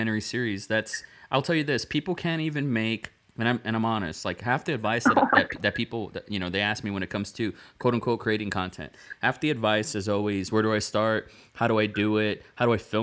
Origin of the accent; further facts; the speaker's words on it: Rio Grande Valley, South Texas, United States; I came from the Rio Grande Valley, South Texas. It's a border town.